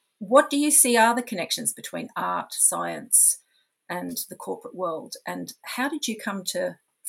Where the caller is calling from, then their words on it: Brisbane, Queensland, Australia; And I'm speaking today from Mianjin, Brisbane, in Yuggera, Jagera and Turrbal lands.